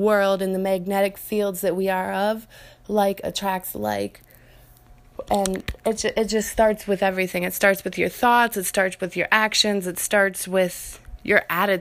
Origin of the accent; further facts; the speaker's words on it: Minnesota, United States; I'm from Minnesota